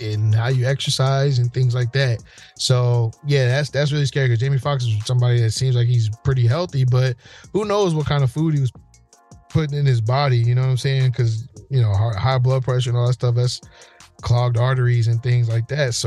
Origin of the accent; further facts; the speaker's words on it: New Jersey, United States; growing up in Jersey